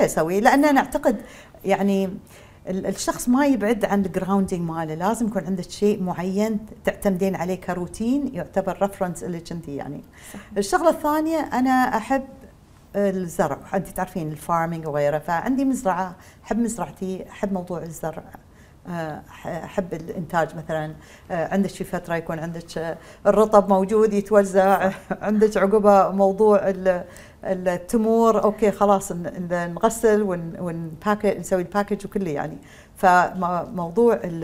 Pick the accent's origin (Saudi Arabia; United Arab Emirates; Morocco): United Arab Emirates; أساسنا كاماراتيين الدي ان اي مالنا ما تغير